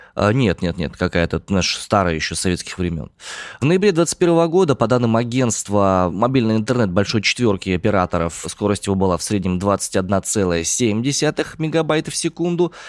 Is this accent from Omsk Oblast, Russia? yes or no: yes; Omsk, Omsk Oblast, Russia; родом я из Омска